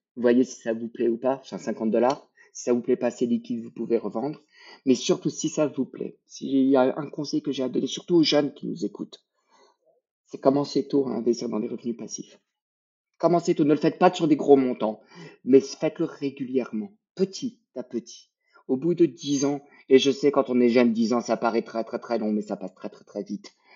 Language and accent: French; Quebec, Canada; on est québécois